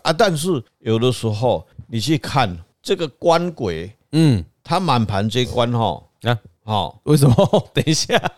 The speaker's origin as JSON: {"language": "Chinese", "country": "Taiwan", "accent": "Taiwanese Mandarin", "said": "害我们现在都讲的台湾国语。"}